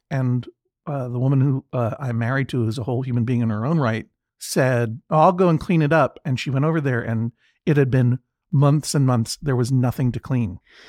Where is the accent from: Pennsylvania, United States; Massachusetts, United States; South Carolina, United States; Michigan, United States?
Massachusetts, United States; Boston; It's my hometown.